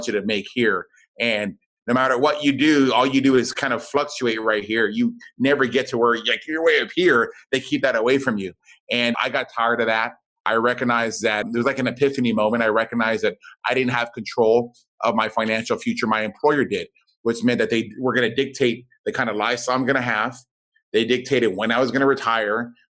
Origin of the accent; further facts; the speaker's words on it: South Texas, United States; I grew up down in South Texas.